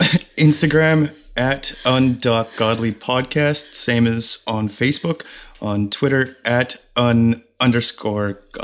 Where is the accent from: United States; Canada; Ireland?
Canada